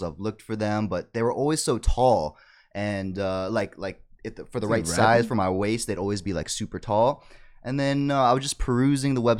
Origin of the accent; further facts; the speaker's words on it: Princeton, New Jersey, United States; my hometown store